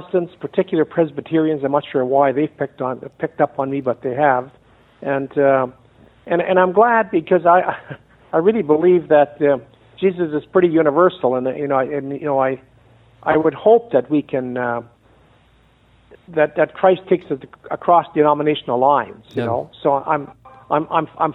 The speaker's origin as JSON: {"language": "English", "country": "Canada", "accent": "Canadian", "moved": "as an adult", "lives_now": "San Antonio, United States", "said": "I'm a Canadian, so there's a lot of A and a boat in there, so I got to, still working on the accent."}